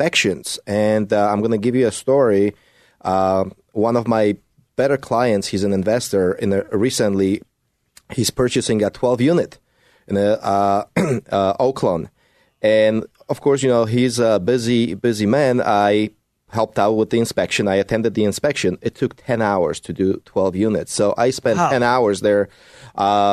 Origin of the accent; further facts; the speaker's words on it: Poland; moved away; I speak Polish. Mówię po polsku. I was born in Poland.